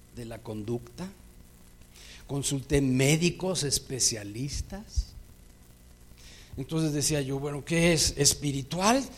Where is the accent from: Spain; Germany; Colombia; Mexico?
Mexico; Mexico City; born or raised there